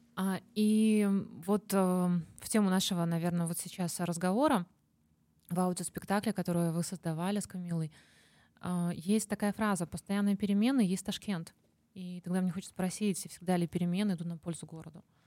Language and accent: Russian; Minsk, Belarus; now in Tashkent, Uzbekistan; мы сами не отсюда, я из Минска